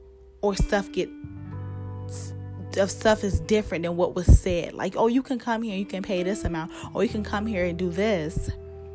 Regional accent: United States; I'm American

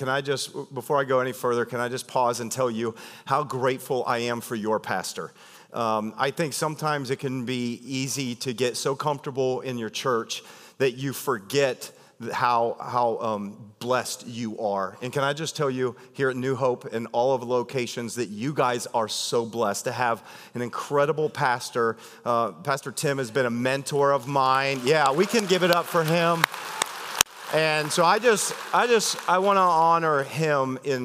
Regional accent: Ohio, United States; I'm from Ohio

